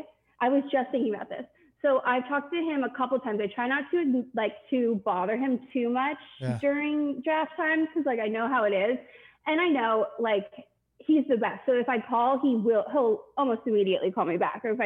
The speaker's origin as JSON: {"language": "English", "town": "Philadelphia", "region": "Pennsylvania", "country": "United States", "tie": "born or raised there", "said": "I grew up in Philly, so I knew... I was pretty, thoroughly indebted in the Philly fandom."}